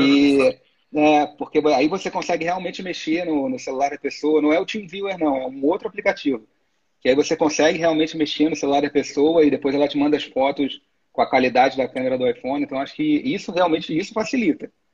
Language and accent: Portuguese; Niterói, Rio de Janeiro, Brazil; eu sou de Niterói, né? Eu moro ah. do outro lado da poça do Rio